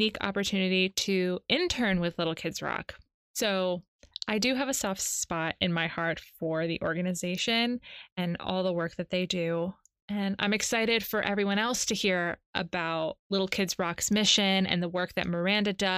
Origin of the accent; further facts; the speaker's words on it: East Coast, United States; I'm from the East Coast